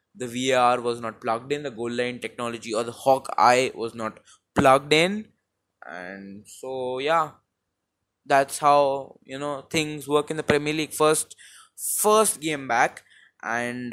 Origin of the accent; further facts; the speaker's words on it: India; accent: Indian; I am Indian